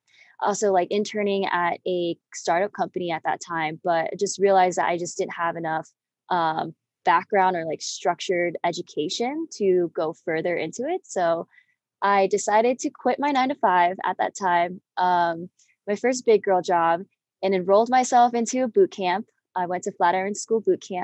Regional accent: Boulder, Broomfield area, Colorado, United States; also born or lived in Denver, Colorado; I'm from Denver, Colorado, born and raised around Boulder, Broomfield area

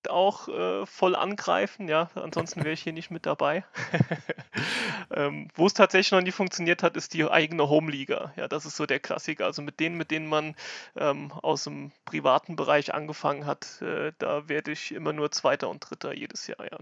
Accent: Lauterecken, Rhineland-Palatinate, Germany; Ich komme aus Lauterecken, das ist bei Kaiserslautern in Rheinland-Pfalz.

